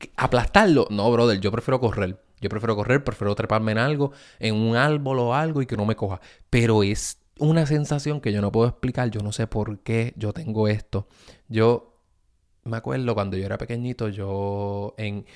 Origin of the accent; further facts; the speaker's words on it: Puerto Rico; yo me crié en Puerto Rico